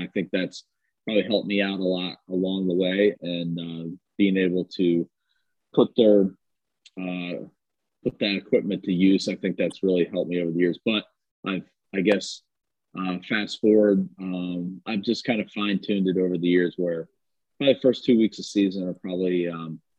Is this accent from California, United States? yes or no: no; Ohio, United States; uh, born and raised in Ohio.